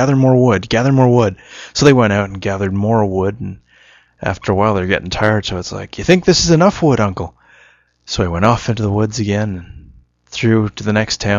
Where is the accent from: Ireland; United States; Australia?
Australia; accent: Australian; I apologize. I can't actually remember my Australian accent such as it is.